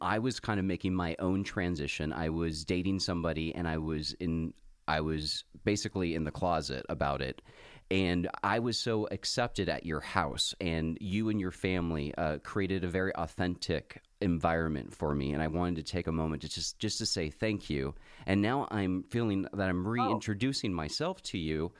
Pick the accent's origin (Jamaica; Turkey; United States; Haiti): United States; Hawaii; moved away; I grew up in Hawaii